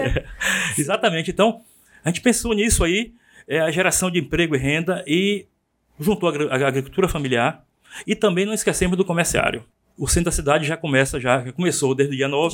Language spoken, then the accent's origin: Portuguese; Feira de Santana, Bahia, Brazil; Eu vim na barriga de minha mãe, nasci aqui em Feira de Santana